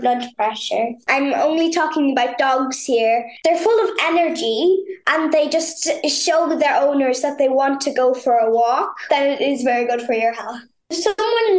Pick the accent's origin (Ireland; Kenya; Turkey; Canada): Ireland; Sligo, Connacht; I'm 9 years old and I'm from Sligo.